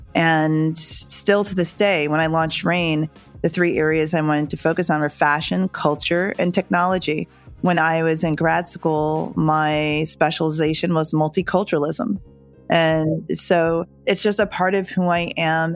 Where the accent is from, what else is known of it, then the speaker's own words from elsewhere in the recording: Northeast, United States; also born or lived in Jamaica; we grew up in the suburbs in the Northeast here in the US